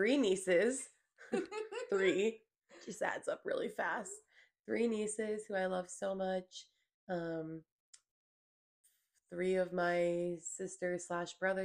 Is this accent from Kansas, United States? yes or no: no; Mount Pleasant, South Carolina, United States; I was born and raised in Charleston, Mount Pleasant, specifically South Carolina.